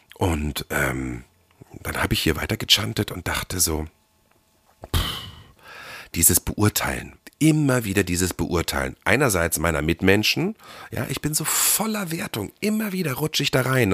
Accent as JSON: {"language": "German", "country": "Germany", "moved": "yes", "said": "im Harz, da wo ich herkomme"}